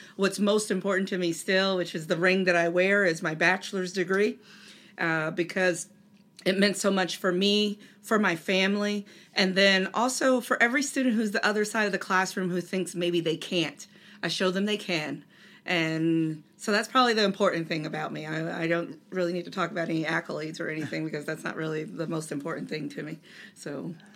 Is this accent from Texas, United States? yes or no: no; Delaware, United States; I grew up in Delaware, which is home to DuPont